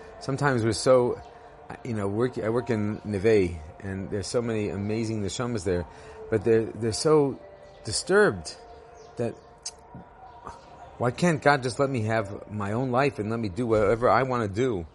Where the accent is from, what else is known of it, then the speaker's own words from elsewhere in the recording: Los Angeles, California, United States; now in Israel; I grew up in Los Angeles